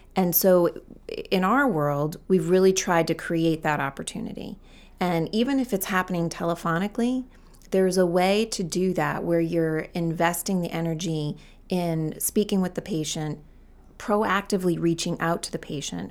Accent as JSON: {"language": "English", "town": "Gorham", "region": "Maine", "country": "United States", "tie": "born or raised there", "said": "I'm always kind of proud to say I'm from Maine"}